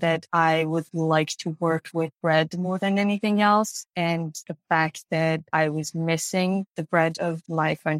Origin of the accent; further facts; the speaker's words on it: Iran; moved away as an adult; now in Los Angeles, United States; I was born and raised in Iran. I was a basically full-grown adult when I came here